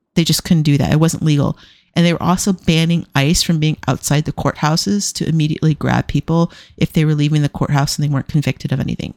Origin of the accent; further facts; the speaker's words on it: United States; I'm an American